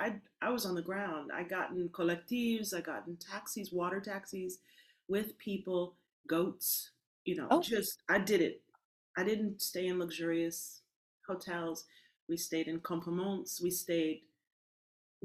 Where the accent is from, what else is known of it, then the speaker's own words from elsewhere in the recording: Berkeley, California, United States; born in Berkeley